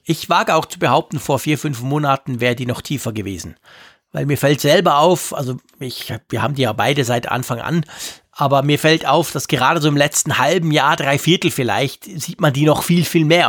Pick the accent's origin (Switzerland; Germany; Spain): Switzerland; Gerade als Schweizer